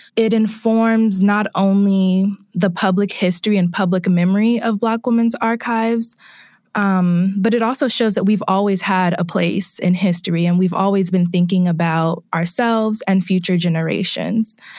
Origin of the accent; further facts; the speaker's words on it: Bay Area, California, United States; moved away; I am originally from the Bay Area, California